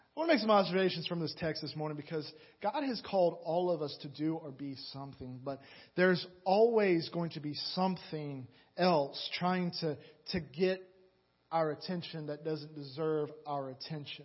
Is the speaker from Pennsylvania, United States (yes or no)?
no; Atlanta, Georgia, United States; moved away; I'm from Atlanta originally